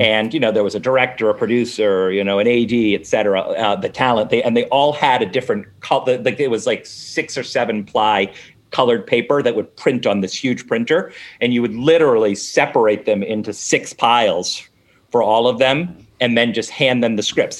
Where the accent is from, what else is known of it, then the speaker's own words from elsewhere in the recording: Newton, Massachusetts, United States; I'm from Newton mm-hmm. which is the one of the it's the first suburb of Boston